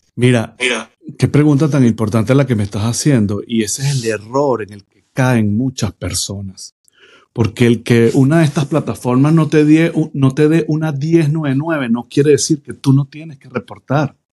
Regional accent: Venezuela; moved away as an adult; now in United States; Yo soy un inmigrante, de, soy venezolano

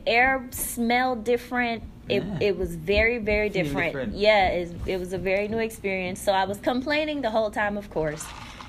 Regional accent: New York City, New York, United States; also born or lived in Guyana; I'm from Guyana, South America. So my family moved to Brooklyn, New York when I was 4 years old.

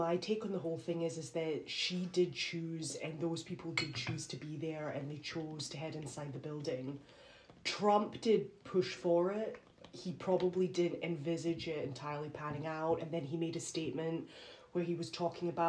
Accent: United Kingdom; I'm British

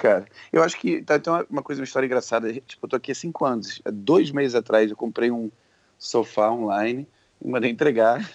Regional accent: Rio de Janeiro, Brazil; moved away as an adult; now in San Francisco, United States; eu morei minha vida inteira no Rio. Saí de lá já com trinta e um

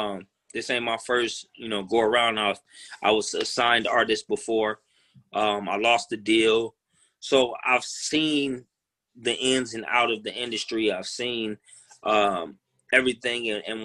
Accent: Midwest, United States; also born or lived in South / Los Angeles / New York; being that I'm from the Midwest. I've lived, in the South. I've lived in LA. I lived in New York.

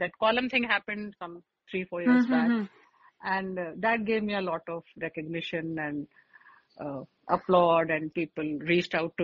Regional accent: Lucknow, Uttar Pradesh, India; also born or lived in Aligarh, India; now in Mumbai, India; I am basically from Lucknow, and we used to have a newspaper called Swatantra Bharat

